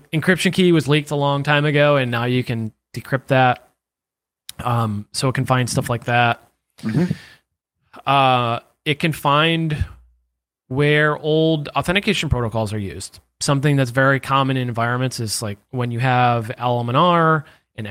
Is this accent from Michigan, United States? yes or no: no; New York, United States; I'm from New York.